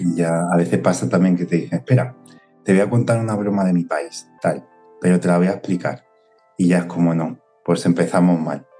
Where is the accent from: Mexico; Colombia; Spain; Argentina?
Spain; yo soy español